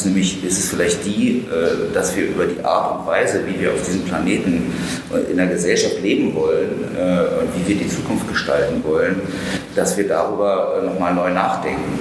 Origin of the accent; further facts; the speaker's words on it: Germany; in meinen Heimatort äh, an der Ostsee nach Knungsborn geschleppt.